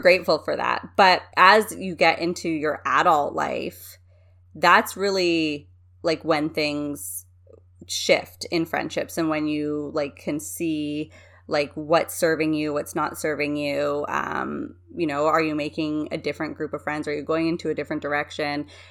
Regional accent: Canada; I'm a Canadian

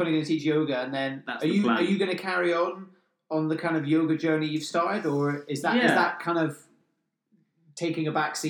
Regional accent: Scottish Highlands, Scotland, United Kingdom; moved away; also born or lived in Australia / Greece / Eastbourne; I grew up in the Scottish Highlands. I don't know anything about cities and stuff.

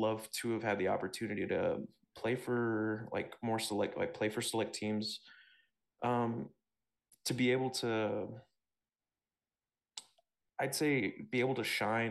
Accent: Texas, United States; also born or lived in Ohio; I grew up mostly in Texas, and before that I was living in Ohio

